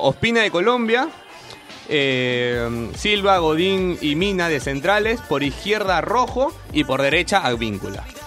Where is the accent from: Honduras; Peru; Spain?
Peru; somos peruanos